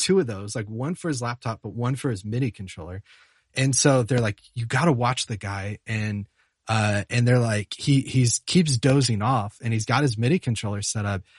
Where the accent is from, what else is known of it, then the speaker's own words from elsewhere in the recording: Charlotte, North Carolina, United States; moved away; I'm from Charlotte, North Carolina originally